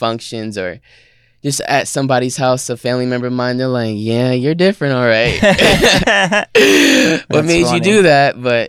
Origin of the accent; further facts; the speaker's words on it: Trenton, New Jersey, United States; born there; I was born in Trenton, New Jersey.